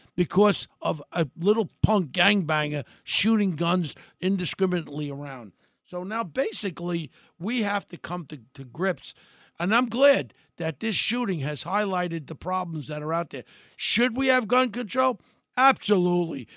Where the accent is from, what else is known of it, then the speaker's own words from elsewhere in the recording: United States; We're an American